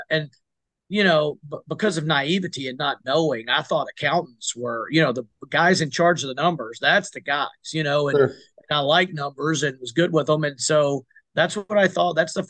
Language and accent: English; South Arkansas, United States; we're from South Arkansas